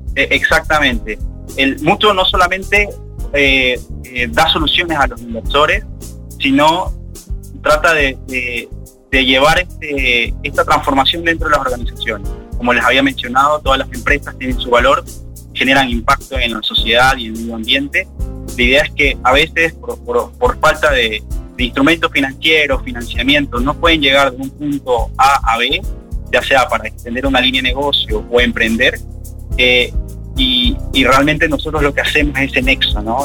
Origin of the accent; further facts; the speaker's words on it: Ecuador; moved away as an adult; now in Uruguay; yo soy de Ecuador